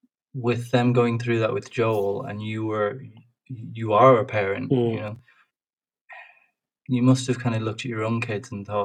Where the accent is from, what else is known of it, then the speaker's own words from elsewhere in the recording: Ireland; obviously I'm Irish